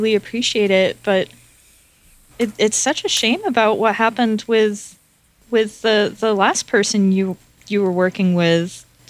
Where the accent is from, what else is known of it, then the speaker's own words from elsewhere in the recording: Atlanta, Georgia, United States; I mean, I come from Atlanta. It's kind of landlocked, so I don't know much about fishing